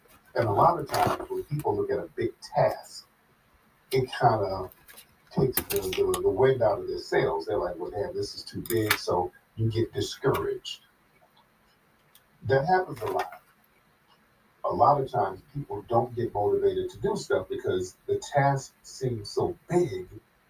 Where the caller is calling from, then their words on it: Florida, United States; I'm calling from Florida.